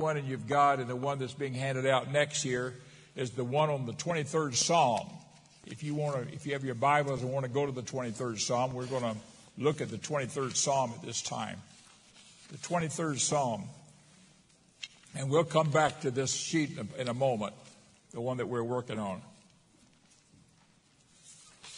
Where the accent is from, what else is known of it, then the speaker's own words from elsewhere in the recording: Florida, United States; in Florida